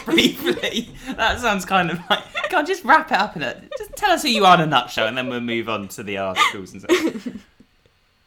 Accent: Exeter, South West England, United Kingdom; moved away as an adult; also born or lived in Bristol; now in London, United Kingdom; I come from Exeter, where I'm currently stuck.

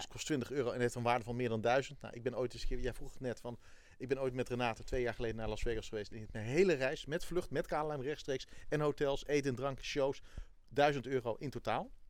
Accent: Netherlands; ik ben een Hollander

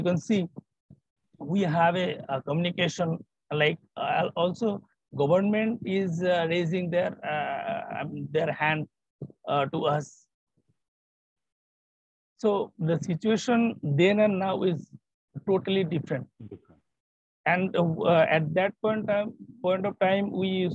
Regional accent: Bangladesh; born or raised there

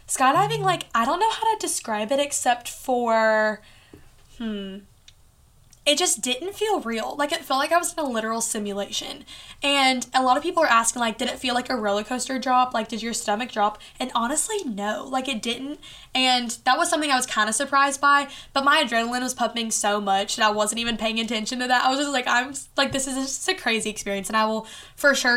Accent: Bowling Green, Kentucky, United States; I know a lot of people aren't from Bowling Green, but this is my hometown

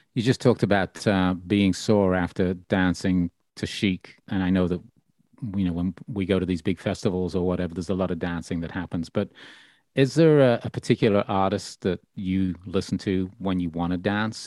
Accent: Birmingham, West Midlands, United Kingdom; my hometown of Birmingham originally

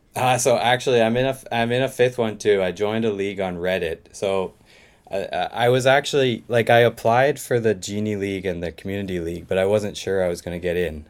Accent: Eastern Canada, the Maritimes, Canada; moved away as an adult; now in Osaka, Japan; I'm originally from, uh, Eastern Canada, Maritimes.

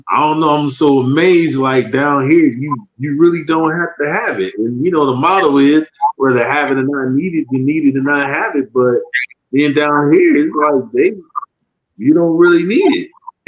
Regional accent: Detroit, Michigan, United States; We're from Detroit.

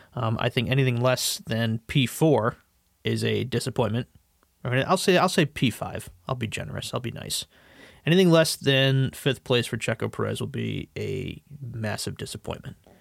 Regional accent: United States; as an American

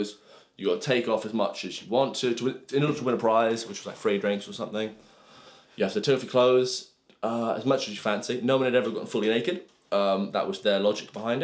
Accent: England, United Kingdom; moved away as an adult; also born or lived in Montana; now in United States

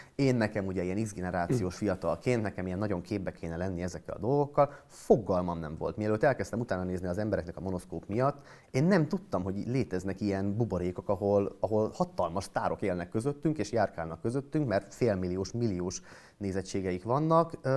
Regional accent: Miskolc, Borsod-Abaúj-Zemplén, Hungary; moved away as an adult; also born or lived in Budapest; Miskolcon születtem, oda jártam gimnáziumba

